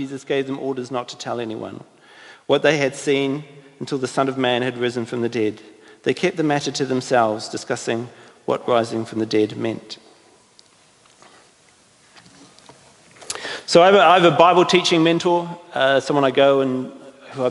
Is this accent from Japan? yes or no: no; New Zealand; I'm from New Zealand